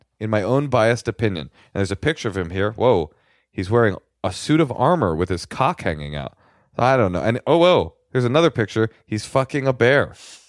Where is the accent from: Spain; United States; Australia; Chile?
Chile; I'm from Chile, so Waldorf schools in Chile surely are different than in the USA.